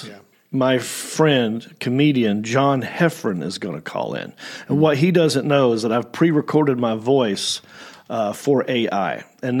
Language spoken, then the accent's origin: English; Southern United States, United States; accent: Southern